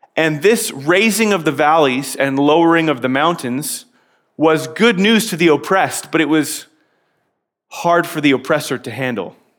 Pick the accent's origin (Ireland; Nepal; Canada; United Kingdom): Canada; I'm a Canadian